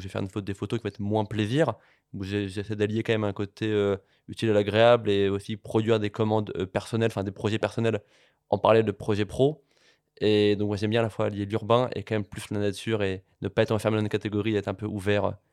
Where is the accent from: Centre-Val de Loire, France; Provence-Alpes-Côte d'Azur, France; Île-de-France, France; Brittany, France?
Île-de-France, France; Paris; je, suis né à Paris, j'ai grandi à Paris